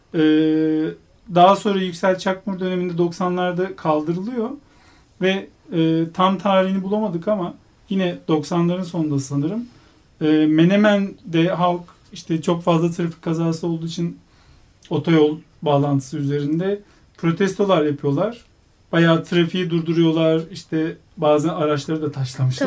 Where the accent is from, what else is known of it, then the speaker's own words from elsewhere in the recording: Istanbul, Turkey; moved away as an adult; also born or lived in Ankara; now in Izmir, Turkey; 2009 ee, Eylül'den beri İstanbul'da yaşamıyorum. İstanbulluyum